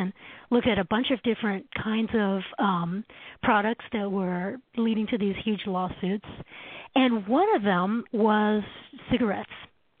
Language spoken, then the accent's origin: English; Canada; now in United States; So as a Canadian, I came down to the States in the 1990s